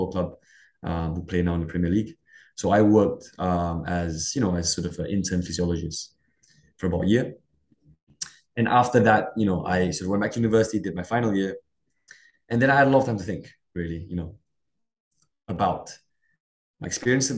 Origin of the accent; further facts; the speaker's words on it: Kuching, Sarawak, Malaysia; I come from a place, I wanted to say a little place. It's not so little anymore. It's quite a sort of a growing city now. I think of around 500,000, 600,000. A place called Kuching in the state of Sarawak.